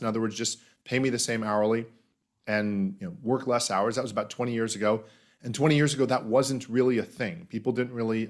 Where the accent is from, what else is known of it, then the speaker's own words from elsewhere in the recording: Florida, United States; I grew up in Florida, in the United States, and have enjoyed that.